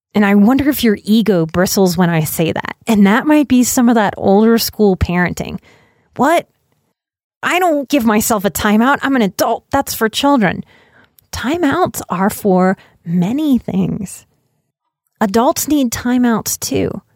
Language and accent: English; Louisiana, United States; I'm from Louisiana